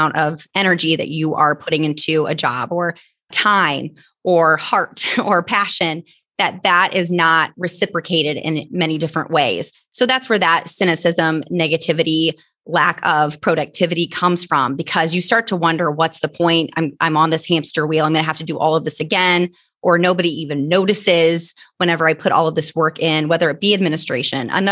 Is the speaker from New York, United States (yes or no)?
no; Northeast Indiana, United States; I am from Northeast Indiana